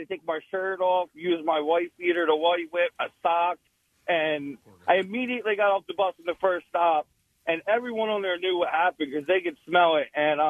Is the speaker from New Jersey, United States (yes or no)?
yes; Camden, New Jersey, United States; I'm from the Camden area. I work in Philly